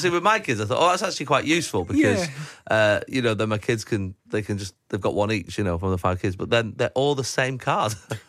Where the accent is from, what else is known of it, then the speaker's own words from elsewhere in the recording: Manchester, North West England, United Kingdom; I've been looking forward to coming home to Manchester for a long time. You know, I've been doing the show for 6 months. It's my hometown.